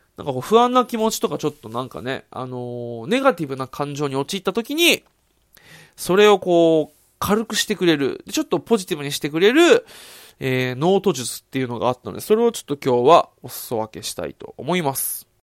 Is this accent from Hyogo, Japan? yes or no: no; Okinawa, Japan; now in Saitama, Japan; 地元沖縄に帰るんで